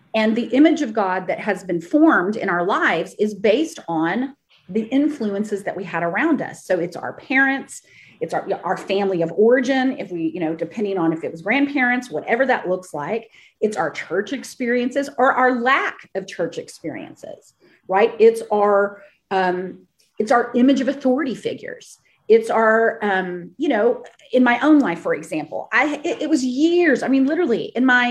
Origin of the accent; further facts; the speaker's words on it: Texas, United States; I grew up in the Bible Belt in Texas, and I grew up in a Baptist church